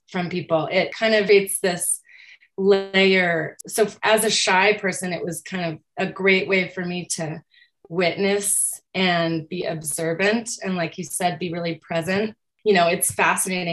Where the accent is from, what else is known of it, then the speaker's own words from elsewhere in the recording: Aurora, Colorado, United States; I grew up in Aurora, which is a gigantic suburb of Denver, Colorado